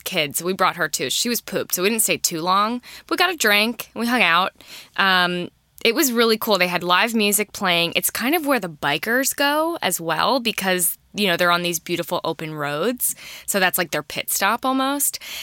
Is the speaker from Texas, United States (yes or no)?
no; New Jersey, United States; I'm born and bred in Jersey, so I'm used to small, congested spaces